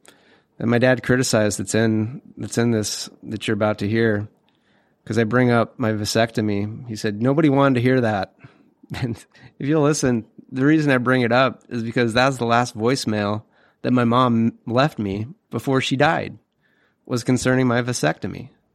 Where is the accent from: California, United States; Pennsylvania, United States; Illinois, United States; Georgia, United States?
California, United States; and I'm from California, but I'm not, you know, the Hollywood type.